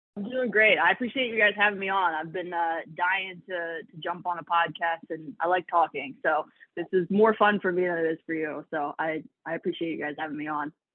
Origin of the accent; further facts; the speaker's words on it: Philadelphia, Pennsylvania, United States; I'm from Philly, uh, born and raised either in the suburbs or in the actual city